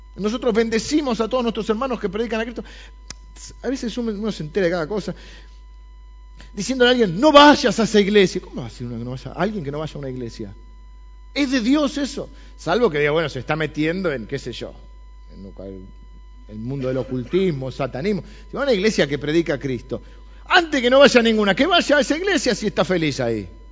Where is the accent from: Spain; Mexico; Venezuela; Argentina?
Argentina; Soy argentino, pero soy cristiano